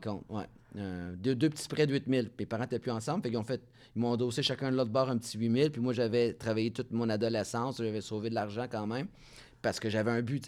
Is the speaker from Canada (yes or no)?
yes; Montreal, Quebec, Canada; accent: petit accent français; also born or lived in Laval; je suis fier de Montréal, je suis fier d'être un Français canadien